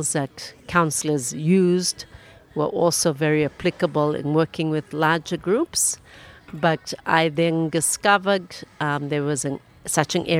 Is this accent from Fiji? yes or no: yes; Lami, Central Division, Fiji; I'm from Fiji, and I grew up in Lamy Town, just on the outskirts of Suva.